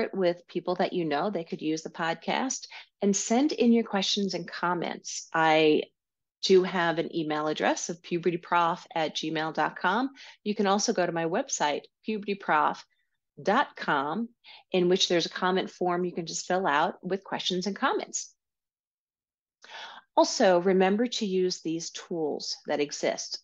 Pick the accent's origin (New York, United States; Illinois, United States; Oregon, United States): New York, United States; accent: New York; my New York accent might be coming out more.